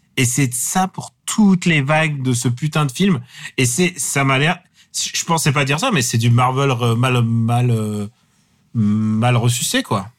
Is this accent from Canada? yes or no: no; Russia; now in France; je parle à mon fils en russe